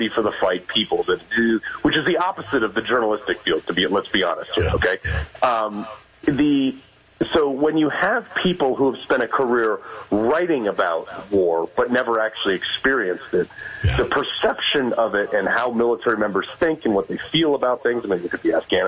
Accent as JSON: {"language": "English", "town": "Greenwich", "region": "Connecticut", "country": "United States", "tie": "born or raised there", "said": "I grew up in Greenwich, Connecticut"}